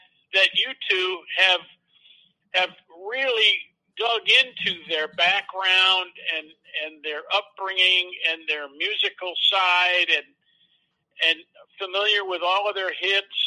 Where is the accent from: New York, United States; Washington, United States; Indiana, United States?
New York, United States; now in Iowa, United States; I am originally from New York, but I've been in Iowa now longer than I can imagine